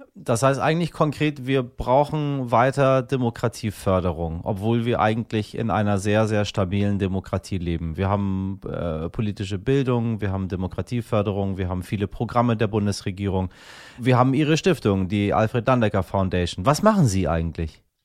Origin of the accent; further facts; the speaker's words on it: Germany; hier bei uns in Deutschland